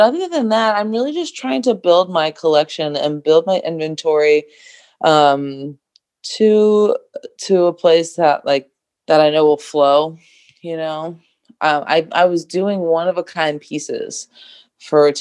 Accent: Atlanta, Georgia, United States; I'm from Atlanta, Georgia, and born and raised Southern girl

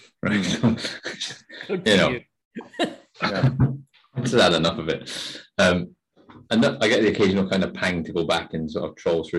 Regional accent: Scotland, United Kingdom; as a Scotsman

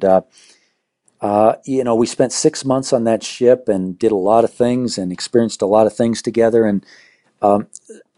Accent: Southern California, United States; moved away as an adult; now in Arvada, United States; we grew up in Southern California, swimming pool in the backyard

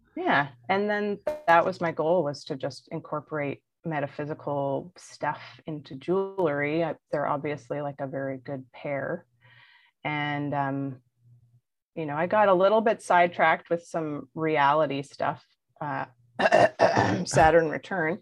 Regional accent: Belleville, Ontario, Canada; accent: Ontarian; I'm originally from the North Shore of uh, Lake Ontario. So if you hear my Ontarian accent, that's why

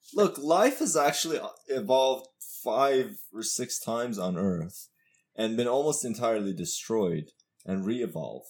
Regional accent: Iran; I'm from Iran.

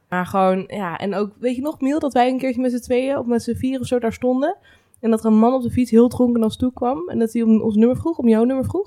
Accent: Laren, North Holland, Netherlands; ik kom wel uit Laren

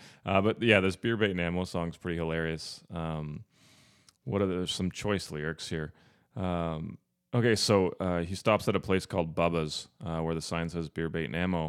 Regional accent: Ontario, Canada; I'm from Northern Ontario.

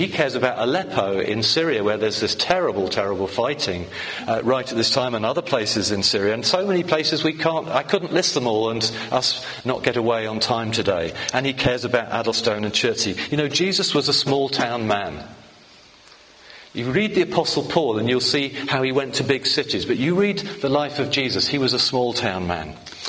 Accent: The Hague, South Holland, Netherlands; born there; moved away; I'm a migrant, according to the recent campaigns, because I was born abroad. I was born in The Hague, or Den Haag, as you say it properly, or something like that anyway.

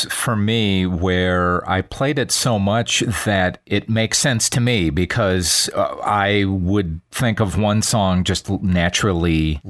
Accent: Racine, Wisconsin, United States; I'm from Racine, Wisconsin

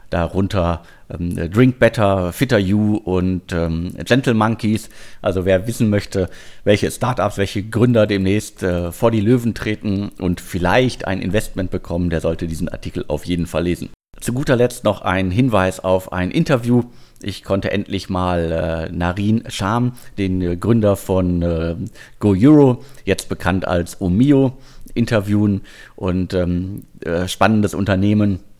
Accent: Bottrop, North Rhine-Westphalia, Germany; born there; äh, ich bin im Ruhrgebiet in Bottrop geboren.

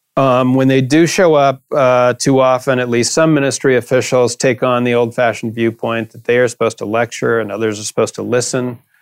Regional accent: United States; now in London, United Kingdom; I'm an American citizen

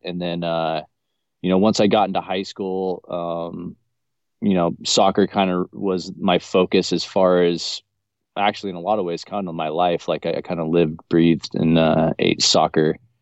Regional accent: Garden Valley, United States; also born or lived in Orange, California; now in Florida, United States; where I was born in Southern California in uh, Orange County in the city of Orange. Um, I, my parents had us living there the first eight years of my life before we moved up to Garden Valley here

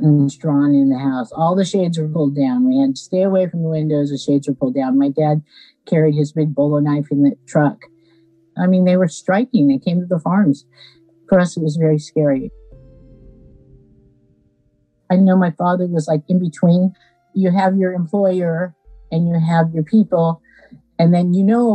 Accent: Aromas, California, United States; also born or lived in Watsonville, California; When I grew up in Aromas, there was a population of 408 people.

